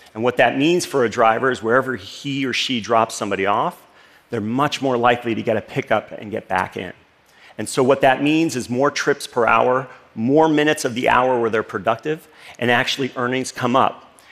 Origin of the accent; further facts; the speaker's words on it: Los Angeles, California, United States; This is the street where I grew up in Los Angeles, actually a suburb called Northridge, California